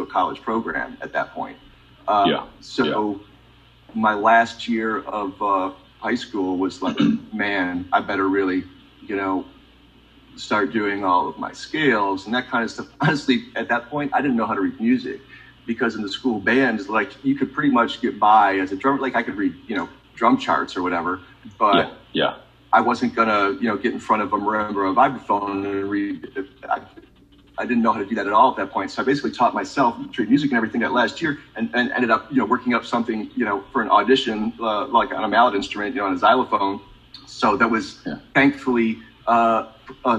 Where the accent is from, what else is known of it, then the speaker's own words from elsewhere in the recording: Michigan, United States; I grew up in Michigan